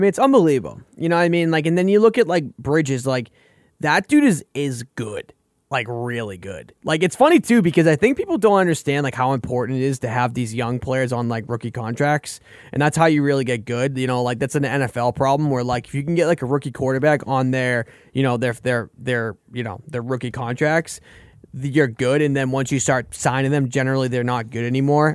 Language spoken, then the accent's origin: English; Boston, Massachusetts, United States; I'm from Boston